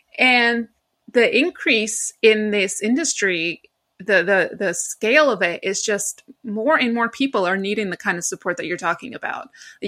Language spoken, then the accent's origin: English; New York, United States; I am not from London, and my voice gives it away. I am actually from New York. Well, my family is originally Greek, but I was born and raised in New York.